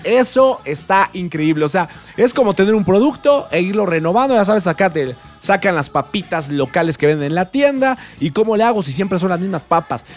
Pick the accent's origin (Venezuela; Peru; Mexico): Mexico; en mi país, La Voz México